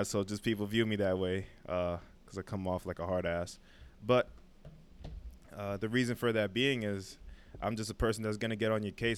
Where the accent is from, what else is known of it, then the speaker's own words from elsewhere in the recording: New York City, New York, United States; now in Manhattan, United States; my whole life I grew up in Brooklyn, uh, Crown Heights